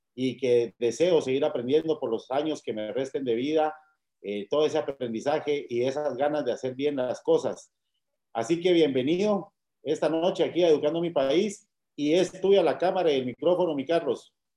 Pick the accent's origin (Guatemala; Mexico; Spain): Guatemala; como guatemaltecos y guatemaltecas